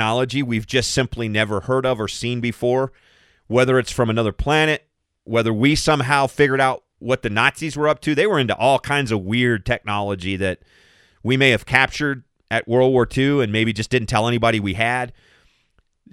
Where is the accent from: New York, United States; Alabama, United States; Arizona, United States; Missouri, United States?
Arizona, United States; Southern; I grew up in Southern Arizona